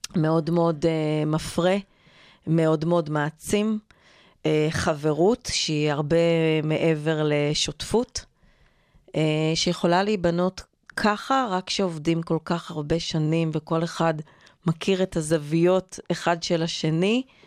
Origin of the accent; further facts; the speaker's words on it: Israel; נולדתי וגדלתי בקיבוץ